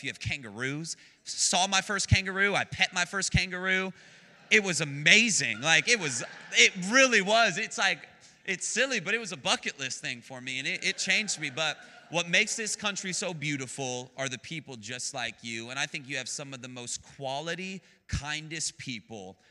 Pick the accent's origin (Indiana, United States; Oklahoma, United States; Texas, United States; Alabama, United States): Texas, United States; Dallas; also born or lived in Phoenix, Arizona; I was born in Phoenix, moved really quickly. And when I had moved, I came to Texas, and I was in Dallas, and my mom was raising me